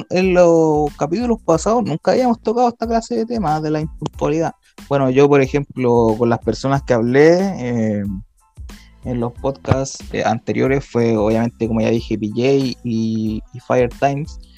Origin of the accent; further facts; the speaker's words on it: Chile; Bueno, como buen chileno, todo tiene que empezar tarde, pues